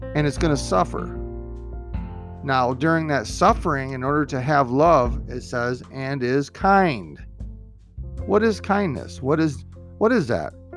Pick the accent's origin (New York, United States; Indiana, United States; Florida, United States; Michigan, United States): Michigan, United States; Michigan, my home state